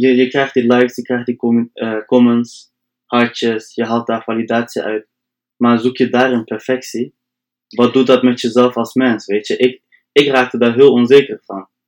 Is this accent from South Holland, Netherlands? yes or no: no; Delfzijl, Groningen, Netherlands; Kom uit Delftal, echt hoog in Nederland.